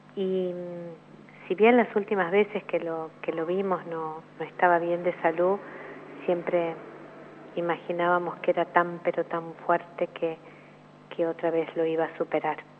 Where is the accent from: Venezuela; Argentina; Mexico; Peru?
Argentina; soy argentina